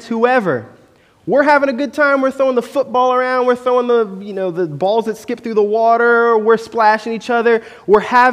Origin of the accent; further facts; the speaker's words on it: Orlando, Florida, United States; growing up in Orlando, our beach was New Smyrna Beach